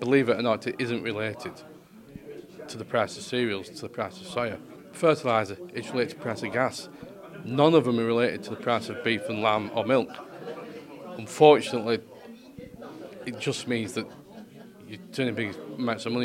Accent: United Kingdom; we're British

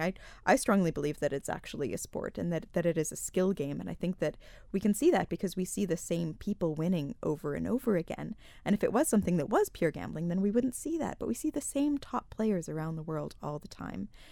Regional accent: United States; moved away as an adult; also born or lived in Malta; now in Isle of Man; I'm from the States originally, although I have lived here for the past seven years.

